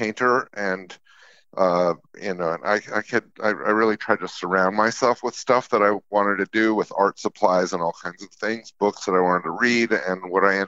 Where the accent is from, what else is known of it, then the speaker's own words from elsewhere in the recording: Utah, United States; now in New York, United States; I grew up in Utah in a place that was very community oriented